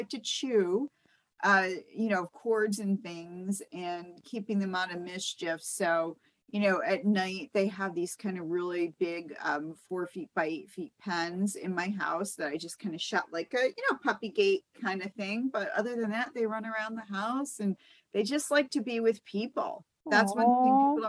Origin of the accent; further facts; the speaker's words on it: East Coast, United States; also born or lived in Florida; now in Los Angeles, United States; I grew up on the East Coast